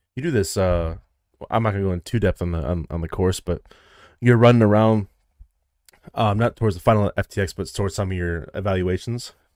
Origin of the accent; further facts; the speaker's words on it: Midwest, United States; I'm from the Midwest